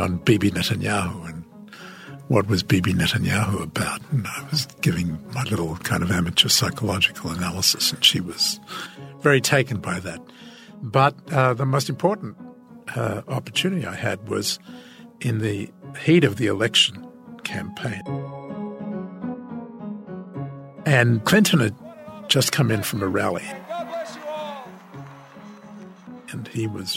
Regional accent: Australia; moved away as an adult; now in Washington, United States; what is an Australian doing telling us how to run our foreign policy? In fact, my accent turned out to be a great asset

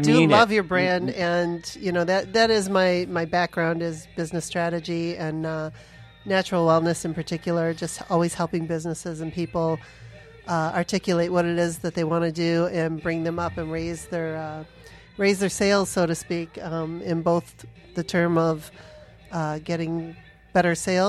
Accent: Sterling Heights, Michigan, United States; moved away as an adult; also born or lived in Arizona; I grew up in Sterling Heights, Troy area

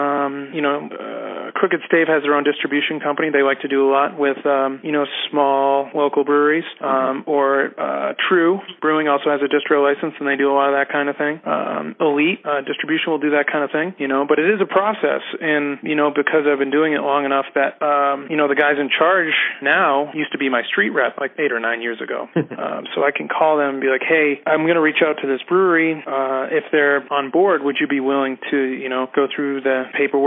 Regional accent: Massachusetts, United States; moved away as an adult; now in Denver, United States; I'm originally from Massachusetts

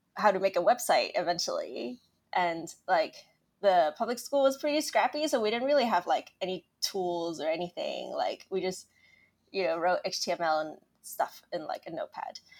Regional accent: Hong Kong; I grew up in Hong Kong

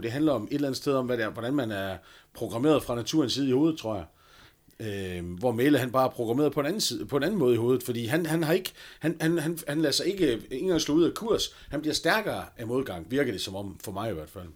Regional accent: North Jutland, North Denmark Region, Denmark; som nordjyde

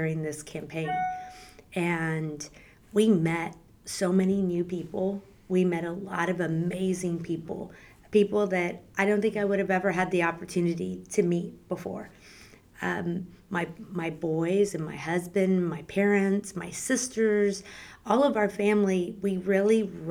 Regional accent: San Antonio, Texas, United States; I am the youngest of four girls, and we grew up in San Antonio

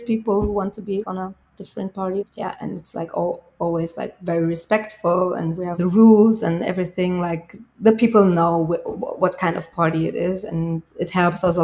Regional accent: Bavaria, Germany; English is a second language; when I'm here in my hometown

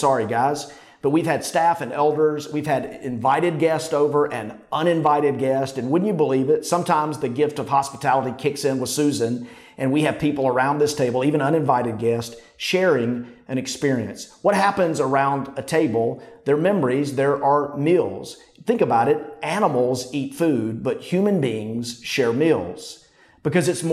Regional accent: Pampa, Texas, United States; moved away; also born or lived in Fayetteville, Arkansas; only lived there for less than a year, so I have no memories there. But as a boy, after that, we moved to Pampa, Texas

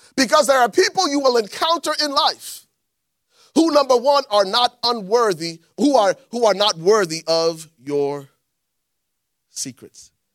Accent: Liberia; moved away; growing up in Liberia

